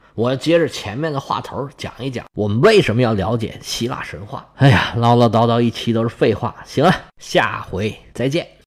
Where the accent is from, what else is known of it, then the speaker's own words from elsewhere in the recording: China; 我们中国人